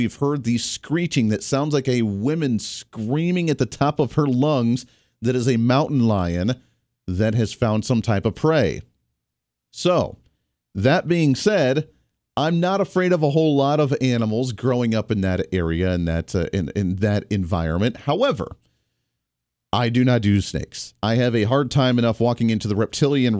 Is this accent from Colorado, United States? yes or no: yes; Colorado, United States; now in Kansas, United States; I grew up in Colorado